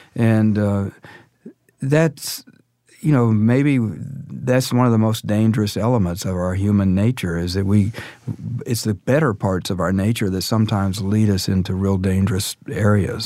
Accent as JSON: {"language": "English", "town": "Dallas", "region": "Texas", "country": "United States", "tie": "born or raised there", "said": "I grew up in Dallas in the Methodist Church"}